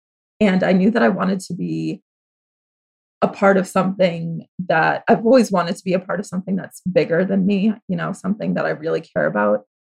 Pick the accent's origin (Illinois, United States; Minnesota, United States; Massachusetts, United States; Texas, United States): Massachusetts, United States; also born or lived in Connecticut; I grew up in Massachusetts.